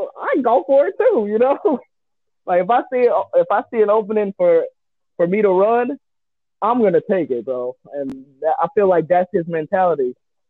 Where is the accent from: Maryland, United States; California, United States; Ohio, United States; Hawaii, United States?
Ohio, United States; Cleveland; Oh, hell no. I'm from Cleveland, y'all.